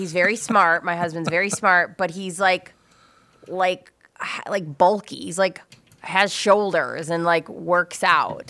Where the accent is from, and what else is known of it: Minnesota, United States